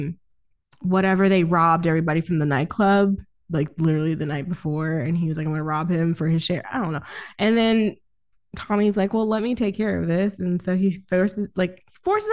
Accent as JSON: {"language": "English", "region": "the South", "country": "United States", "said": "I'm from down south, so the rules are a lot different."}